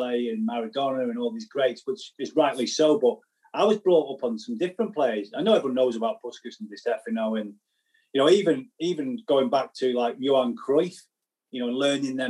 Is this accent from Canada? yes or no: no; Southport, North West England, United Kingdom; eventually we got a little, you know, two-bed apartment or house or what it was Southport, and I had a brilliant life. I had a brilliant life, brilliant time growing up around that people